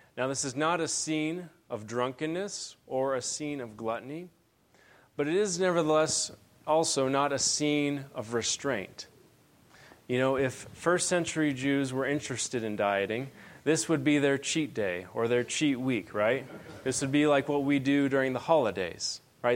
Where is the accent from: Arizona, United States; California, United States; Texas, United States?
Arizona, United States; Benson; now in Phoenix, United States; I'm originally from Benson